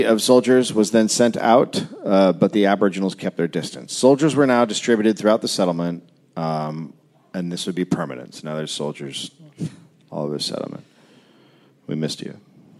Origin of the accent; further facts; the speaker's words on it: United States; And I'm from America